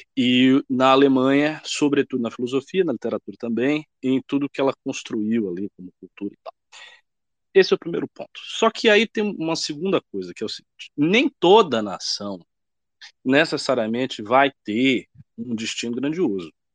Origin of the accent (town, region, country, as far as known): Brazil